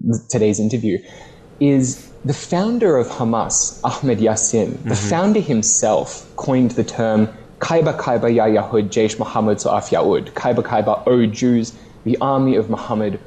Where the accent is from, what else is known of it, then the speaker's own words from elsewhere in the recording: Australia; my home country of Australia